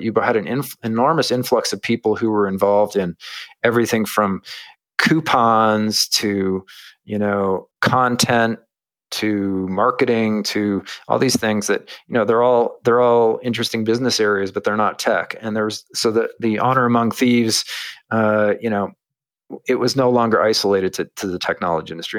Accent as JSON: {"language": "English", "country": "United States", "tie": "born or raised there", "said": "I grew up in America"}